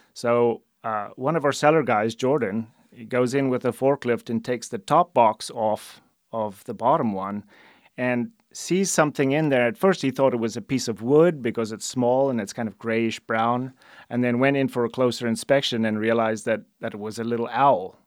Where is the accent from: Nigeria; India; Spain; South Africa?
South Africa; moved away as an adult; now in United States; I'm originally from South Africa